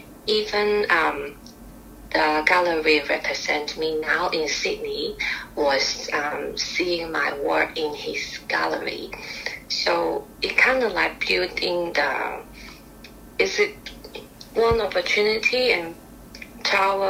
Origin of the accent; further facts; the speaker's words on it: Guangzhou, Guangdong, China; English is a second language; moved away as an adult; now in Melbourne, Australia; I come from Guangzhou